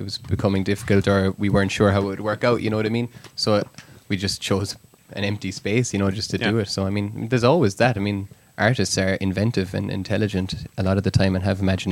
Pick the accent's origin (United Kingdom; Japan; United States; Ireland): Ireland; Being an Irish artist